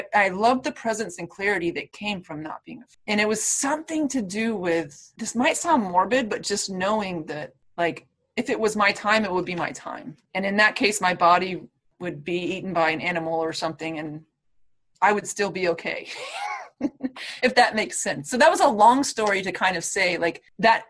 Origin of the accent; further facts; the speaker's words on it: Florida, United States; I'm from Florida